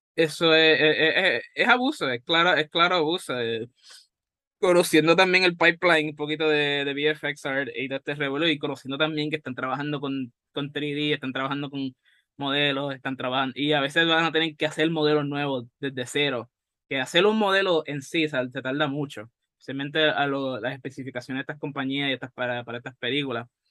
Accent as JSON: {"language": "Spanish", "country": "Puerto Rico", "said": "aquí en Puerto Rico, especialmente como somos, somos bilingües"}